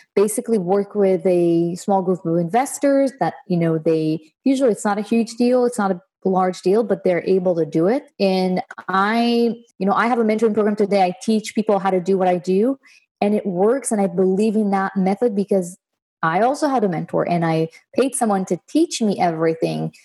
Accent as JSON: {"language": "English", "country": "Israel", "tie": "born or raised there", "moved": "as an adult", "lives_now": "United States", "said": "I was born and raised in Israel, and I moved to the states about six years ago"}